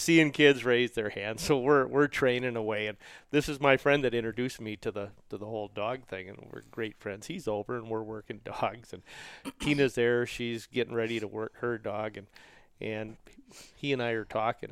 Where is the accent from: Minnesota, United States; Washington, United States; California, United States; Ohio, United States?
Minnesota, United States; Roseville; I grew up in Roseville, Minnesota, which is a suburb of the cities